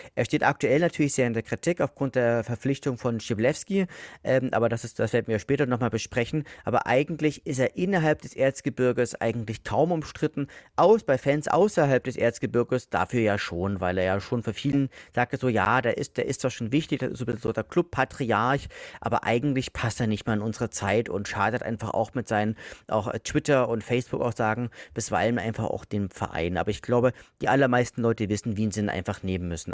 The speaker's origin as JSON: {"language": "German", "town": "Leipzig", "region": "Saxony", "country": "Germany", "lives_now": "Dresden, Germany", "said": "ich wohne ja aktuell in Dresden, bin ja Leipziger"}